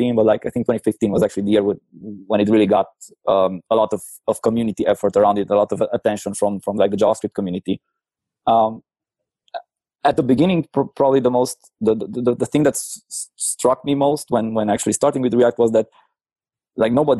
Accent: Cluj-Napoca, Cluj County, Romania; I'm from Cluj, Romania

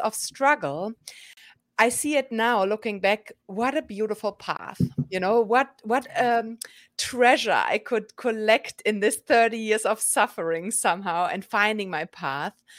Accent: Germany; moved away as an adult; now in New York, United States; born and raised in Germany, and eight years ago, I moved to New York

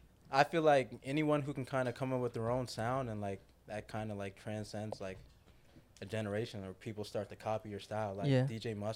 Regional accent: Jamaica; I listen to a lot of dancehall reggae. I'm Jamaican.

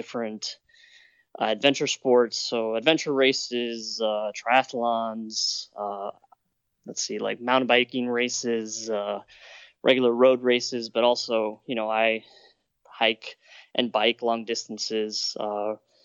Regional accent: Miami, Florida, United States; I was born and raised in Miami, and I am very lucky to also be talking to you from South Florida

